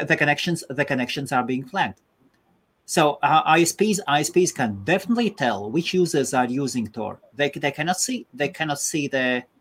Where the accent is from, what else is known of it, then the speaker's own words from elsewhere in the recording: Latvia; now in United Kingdom; I'm in the UK, though I'm from Latvia originally, yes.